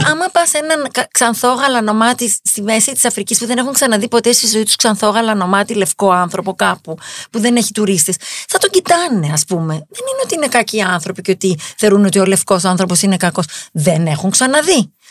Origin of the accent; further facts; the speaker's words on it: Greece; είμαι Ελληνίδα ναι. και είμαι και Εβραία.